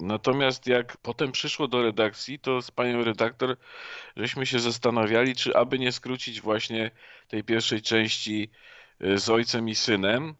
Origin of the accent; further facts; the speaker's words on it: Poland; ja jestem też Polakiem, no ja nie jestem Austriakiem